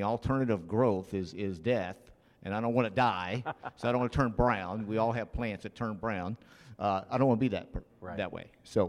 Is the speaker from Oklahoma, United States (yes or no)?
yes; Oklahoma City, Oklahoma, United States; I remember being in Okinawa, Japan, and I came from Oklahoma City